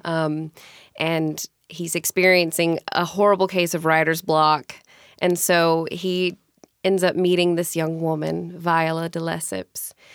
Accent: Mississippi, United States; moved away as an adult; now in Tacoma, United States; I grew up in Mississippi, born and raised.

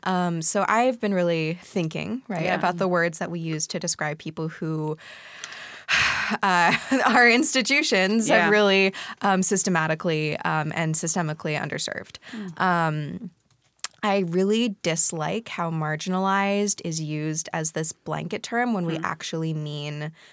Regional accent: Pacific Northwest, United States; also born or lived in Hong Kong; Yeah, I'm … I grew up mostly in the Pacific Northwest, also half-time in Hong Kong.

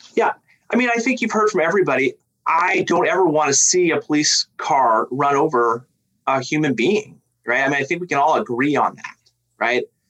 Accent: Tacoma, Washington, United States; I grew up in South Tacoma. I mean, I'm a Lincoln alum, you know, so I, I grew up, you know, around, you know, in the South End

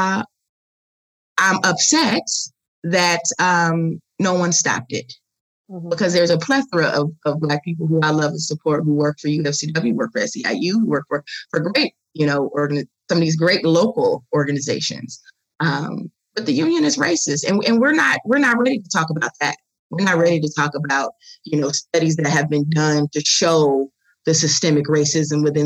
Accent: Chicago, Illinois, United States; I'm from the South Side of Chicago

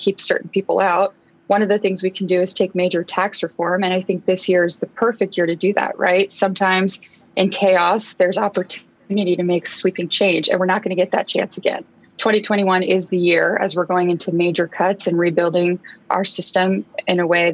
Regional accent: Eastern Washington, United States; English is a second language; So I grew up in Eastern Washington.

